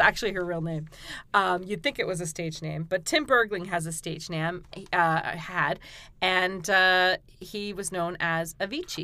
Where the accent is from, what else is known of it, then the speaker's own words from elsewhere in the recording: Weymouth, Massachusetts, United States; I was born in Weymouth